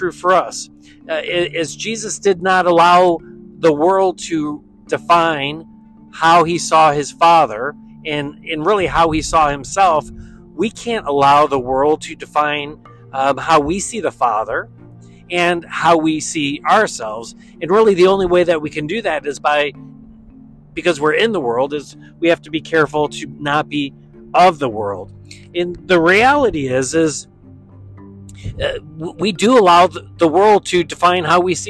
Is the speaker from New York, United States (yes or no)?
yes; Western New York, United States; Growing up in Western New York